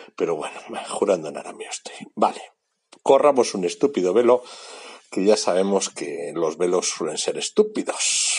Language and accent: Spanish; Bilbao, Basque Country, Spain; now in Portugal